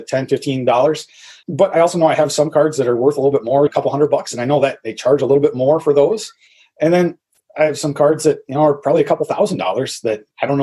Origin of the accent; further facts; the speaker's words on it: Minnesota, United States; I grew up in Minnesota